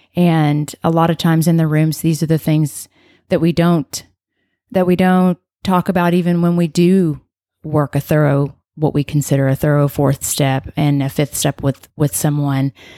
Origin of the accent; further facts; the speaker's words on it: Arlington, Texas, United States; now in Coppell, United States; I'm from Arlington, but I live there